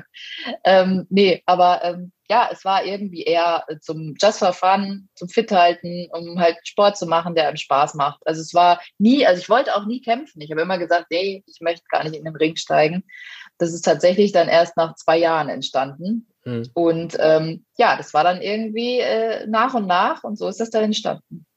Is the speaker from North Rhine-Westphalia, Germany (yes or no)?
yes; Lemgo, North Rhine-Westphalia, Germany; now in Munich, Germany; ich bin ja ursprünglich eigentlich aus NRW, aus Lemgo